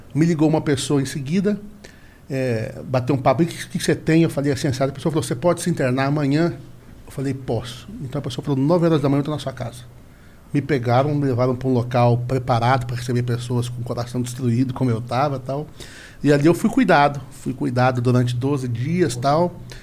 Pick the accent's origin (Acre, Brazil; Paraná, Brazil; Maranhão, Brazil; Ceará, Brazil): Paraná, Brazil; also born or lived in São Paulo; eu também fui criado no Paraná